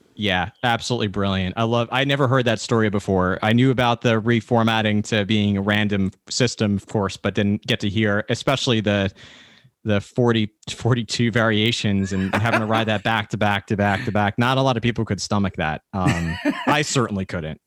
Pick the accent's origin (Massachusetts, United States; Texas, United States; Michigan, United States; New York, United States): New York, United States; I'm a New Yorker, and coming from New York